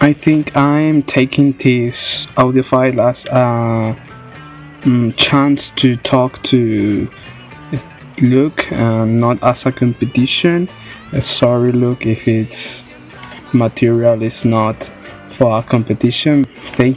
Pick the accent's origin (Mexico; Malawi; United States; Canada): Mexico; Monterrey, Nuevo León; English is a second language; I'm from Monterrey, Mexico